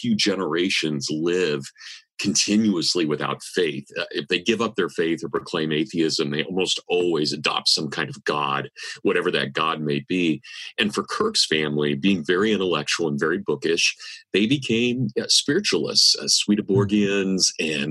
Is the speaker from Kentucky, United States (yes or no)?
no; Kansas, United States; accent: Kansas; my Kansas accent